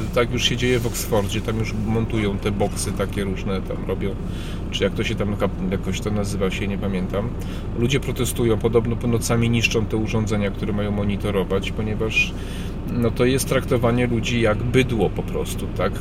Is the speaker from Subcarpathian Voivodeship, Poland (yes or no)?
yes; Przemyśl, Subcarpathian Voivodeship, Poland; now in Kraków, Poland; ja pochodzę z Przemyśla, jestem tak zwanym napływowcem.